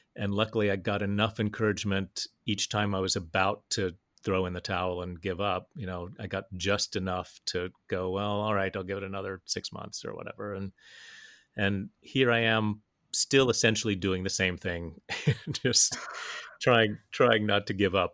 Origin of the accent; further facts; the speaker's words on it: Huntington, West Virginia, United States; moved away; also born or lived in New York; I grew up in West Virginia, and that was where my dad was teaching